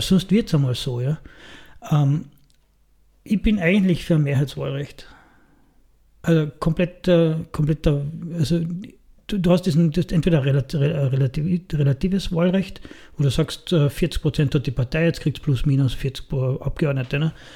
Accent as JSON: {"language": "German", "country": "Austria", "said": "bei uns in Österreich"}